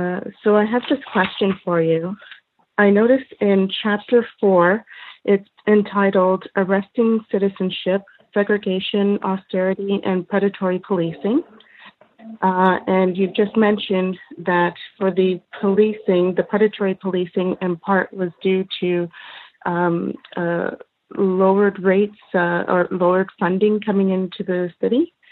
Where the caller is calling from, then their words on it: Canada; I am calling from Canada